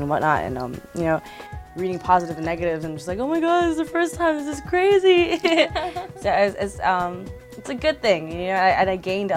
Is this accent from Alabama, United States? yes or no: no; Hawaii, United States; now in Los Angeles, United States; when I was younger in Hawaii, I definitely went through a lot of bullying